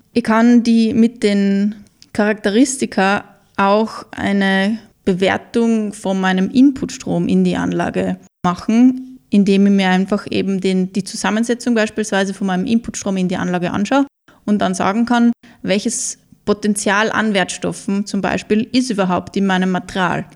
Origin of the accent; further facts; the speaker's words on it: Mürztal, Styria, Austria; ich bin in Mürztal groß geworden